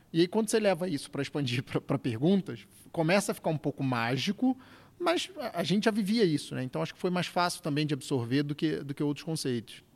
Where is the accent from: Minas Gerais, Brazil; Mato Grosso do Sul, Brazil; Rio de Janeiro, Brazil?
Rio de Janeiro, Brazil; moved away as an adult; now in São Paulo, Brazil; carioca já em São Paulo há mais de 10 anos